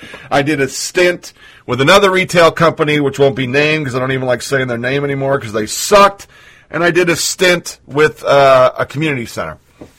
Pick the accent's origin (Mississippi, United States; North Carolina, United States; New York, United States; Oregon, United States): Oregon, United States; 20-year Army vet, Born and raised in Oregon, lived all over the world